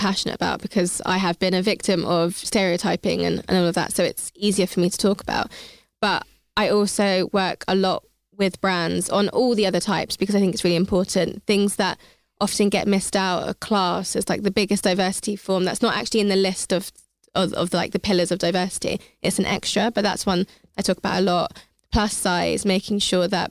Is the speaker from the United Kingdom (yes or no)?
yes; Hertfordshire, East of England, United Kingdom; I grew up in Hertfordshire and I went to university with pretty much all white people.